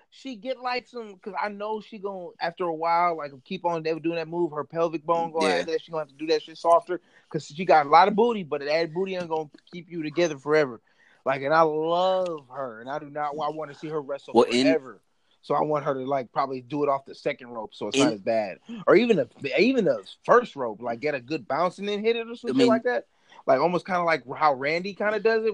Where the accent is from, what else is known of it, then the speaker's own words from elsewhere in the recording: United States; I'm a full-blood Jamaican, but I ain't gonna lie to you. I was born in America